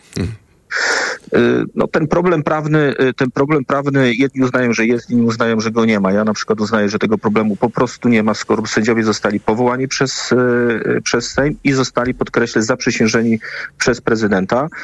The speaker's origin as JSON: {"language": "Polish", "region": "West Pomeranian Voivodeship", "country": "Poland", "said": "Pochodzę z, e, z województwa, e, w którym oprócz turystyki, oprócz gospodarki morskiej"}